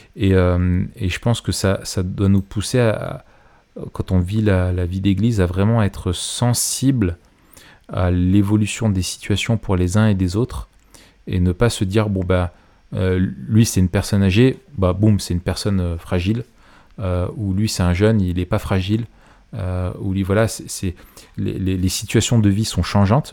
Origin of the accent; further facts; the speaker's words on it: Grenoble, Auvergne-Rhône-Alpes, France; je suis grenoblois